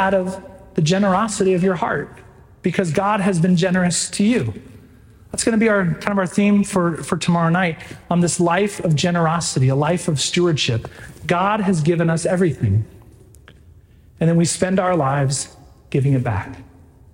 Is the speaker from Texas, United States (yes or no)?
yes; right outside of Houston, Texas, United States; now in Stillwater, United States; I grew up right outside of Houston, Texas.